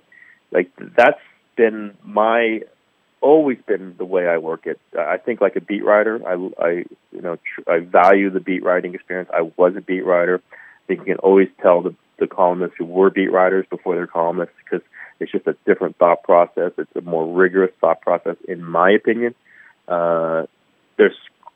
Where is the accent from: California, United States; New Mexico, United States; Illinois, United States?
California, United States; Bay Area; moved away as an adult; also born or lived in Chicago / Philadelphia; I grew up in the Bay Area, but I went to school in Chicago, outside Chicago, Northwestern, and started in Philly